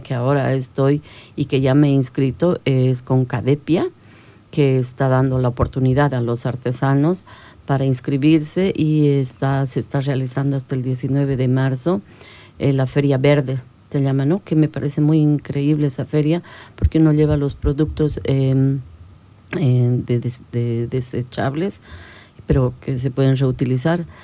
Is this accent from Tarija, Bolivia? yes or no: no; La Paz, Bolivia; now in Santa Cruz, Bolivia; Yo soy de La Paz